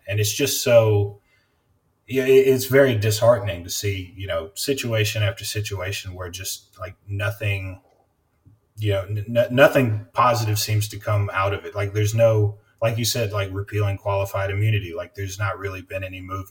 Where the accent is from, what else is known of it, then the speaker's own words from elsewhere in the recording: Memphis area, Tennessee, United States; I'm from Memphis area. I don't like to say I'm from Memphis because I'm from a town outside and people get real touchy about it, but I'm from Memphis area.